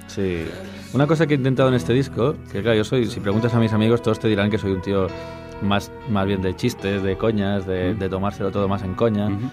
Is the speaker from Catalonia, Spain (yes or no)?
yes; Catalonia, Spain; me siento catalán, canto en catalán